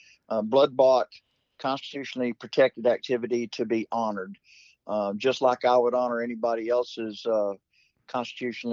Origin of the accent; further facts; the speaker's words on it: Texas, United States; I'm from Texas